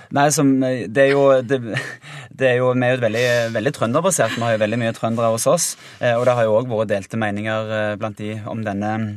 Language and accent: Norwegian; Finnøy, Rogaland, Norway; jeg kommer jo fra ei lita øy som heter Finnøy, en øykommune